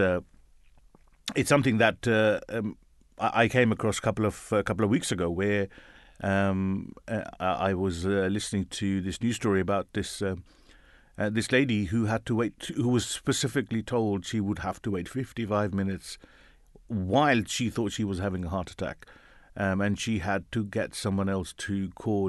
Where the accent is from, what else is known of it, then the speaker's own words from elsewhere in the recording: London, United Kingdom; Born and bred Londoner, when people ask me that, and I say, I'm from London. Born, bred here